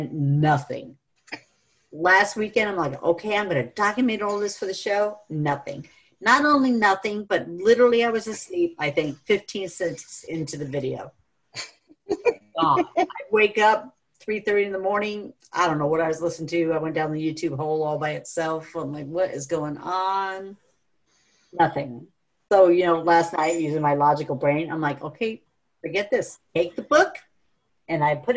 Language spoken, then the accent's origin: English; New York, United States; also born or lived in California; I was born in California and then moved to New York.